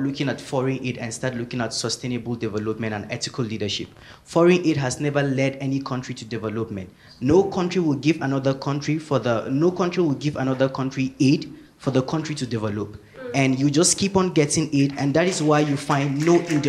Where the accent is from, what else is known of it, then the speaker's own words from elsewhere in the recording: Nigeria; And particularly, I am from Nigeria, and that is why I think this is very important for me to say.